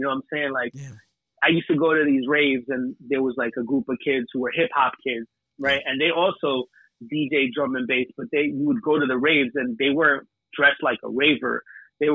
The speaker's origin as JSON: {"language": "English", "country": "United States", "tie": "born or raised there", "said": "turned out to be that the dance music in the UK that I was into went perfectly with the music that I grew up listening to in America."}